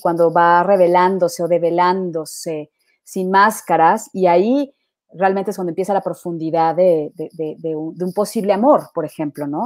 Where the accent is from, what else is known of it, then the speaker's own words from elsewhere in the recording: Mexico; now in Colombia; yo vengo de México